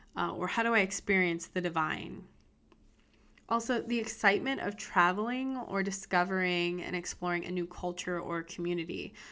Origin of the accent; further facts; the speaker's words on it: United States; I'm an American